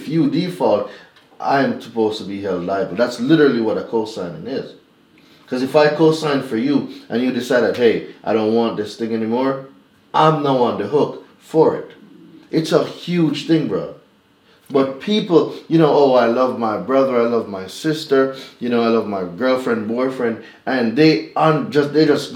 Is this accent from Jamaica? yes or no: yes; Jamaica; moved away as an adult; now in United States; I'm not originally from America. I'm Jamaican.